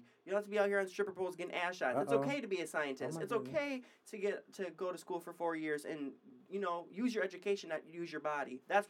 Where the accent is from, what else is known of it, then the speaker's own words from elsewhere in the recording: Michigan, United States; now in California, United States; I'm from Michigan.